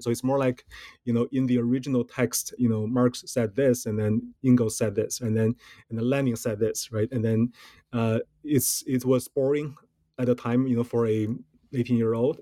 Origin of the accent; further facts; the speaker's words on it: Beijing, China; moved away as an adult; also born or lived in Michigan, United States / Pennsylvania, United States; now in United States; I was born and raised in China, uh, in Beijing